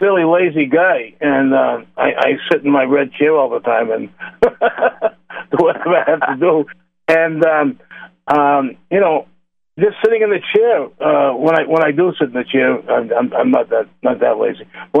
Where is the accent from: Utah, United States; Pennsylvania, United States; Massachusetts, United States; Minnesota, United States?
Massachusetts, United States; Boston; moved away; I'm originally from Boston